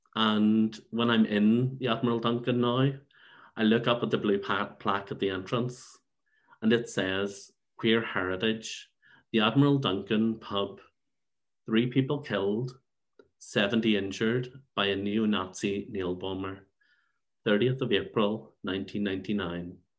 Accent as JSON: {"language": "English", "town": "Belfast", "region": "Northern Ireland", "country": "United Kingdom", "tie": "born or raised there", "also_born_or_lived": "Saintfield", "moved": "yes", "lives_now": "London, United Kingdom", "said": "So I grew up in Saintfield and in Belfast"}